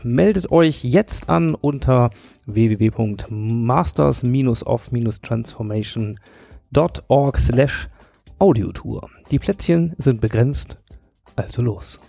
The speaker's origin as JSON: {"language": "German", "town": "Hanover", "region": "Lower Saxony", "country": "Germany", "tie": "born or raised there", "said": "in meiner Heimatstadt Hannover"}